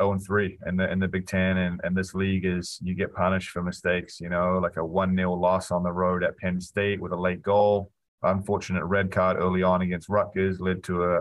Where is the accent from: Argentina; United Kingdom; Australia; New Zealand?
New Zealand; also born or lived in Wisconsin; now in United States; a young kid growing up in New Zealand